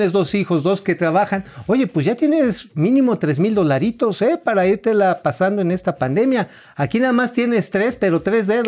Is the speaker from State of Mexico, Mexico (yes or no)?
no; Tula, Hidalgo, Mexico; Pues sí, ahí de donde yo soy, allá de Tula